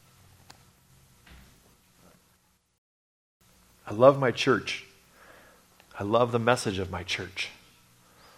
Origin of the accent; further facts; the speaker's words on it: Redding, California, United States; I grew up in Redding, California for many, many years